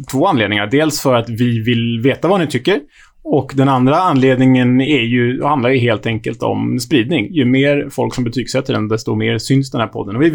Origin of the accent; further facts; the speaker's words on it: Sweden; Men som svensk känner jag mig inte så olycklig över det ändå.